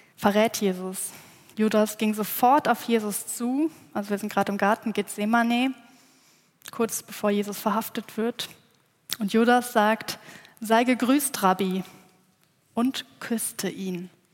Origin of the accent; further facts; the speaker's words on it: village between Cologne and Bonn, North Rhine-Westphalia, Germany; moved away; Ich bin gebürtige Rheinländerin. Aufgewachsen bin ich in einem kleinen